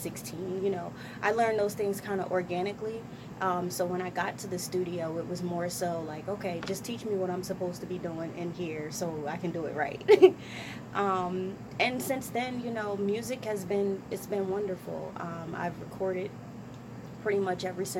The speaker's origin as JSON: {"language": "English", "town": "Trenton", "region": "New Jersey", "country": "United States", "said": "I'm from Trenton, New Jersey. West Trenton, New Jersey."}